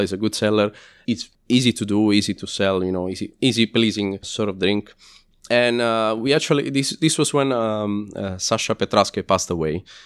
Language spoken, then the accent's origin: English; Lazio, Italy; English is a second language; moved away as an adult; now in London, United Kingdom; I'm from Lazio, which is, uh, well, the top part of Lazio, which is, uh, pretty much the same distance between Florence and Rome.